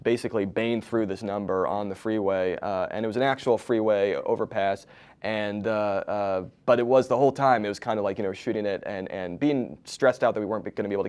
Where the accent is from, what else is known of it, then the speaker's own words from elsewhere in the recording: East Coast, United States; moved away as an adult; now in Los Angeles, United States; so I live in LA now, but I grew up on the East Coast